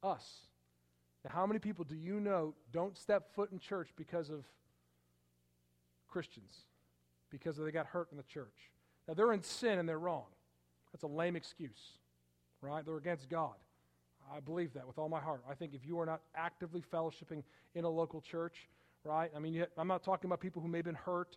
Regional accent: Palatine, Illinois, United States; Growing up, we lived in Palatine, Illinois

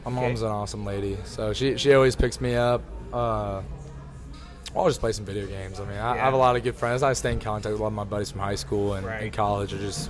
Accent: Dallas, Texas, United States; I am from Dallas. I'm a little biased, but that's my MVP right there this year.

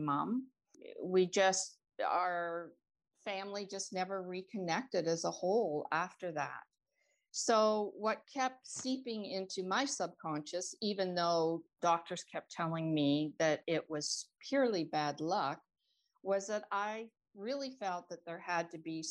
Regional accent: Toronto, Ontario, Canada; I am from Toronto, Ontario, Canada

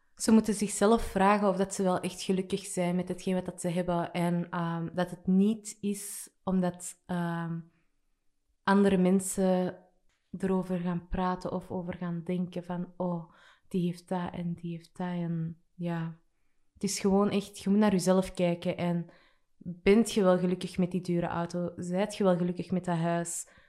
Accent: Antwerp, Flanders, Belgium; Ik kom uit Burgerhout

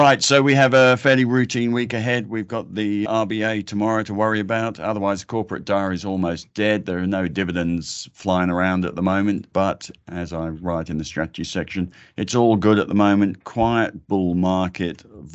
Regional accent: Australia; It's the most wonderful thing about being Australian. Everybody's got two soccer teams.

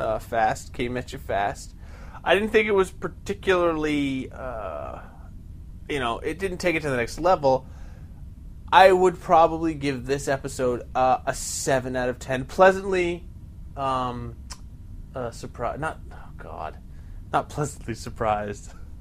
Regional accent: New Jersey, United States; By the way, when I was a kid growing up in New Jersey, my uncle Paulie always complimented me on my sense of humor.

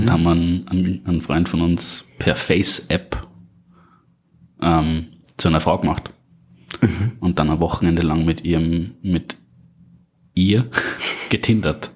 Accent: Upper Austria, Austria; now in Salzburg, Austria; ursprünglich und aufgewachsen in Oberösterreich

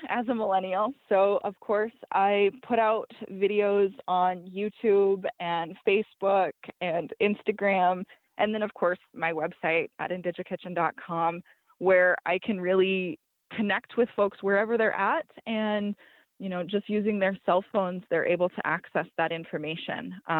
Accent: Montana, United States; I was raised in Montana on and near the Blackfeet Reservation where I live today.

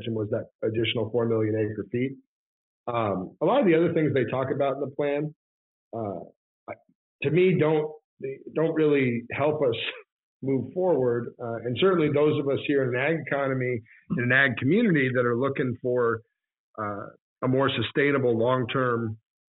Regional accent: Merced, California, United States; I grew up here in Merced, California. I actually still live on the same block I grew up on.

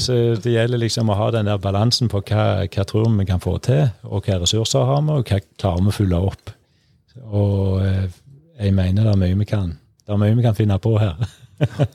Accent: Norway; Født og oppvokst på Morsåk

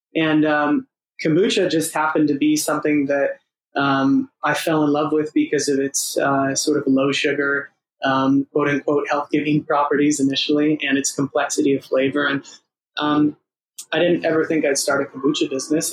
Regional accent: Los Angeles, California, United States; moved away as an adult; also born or lived in San Diego; now in London, United Kingdom; I'm from Los Angeles, but I went to college in San Diego

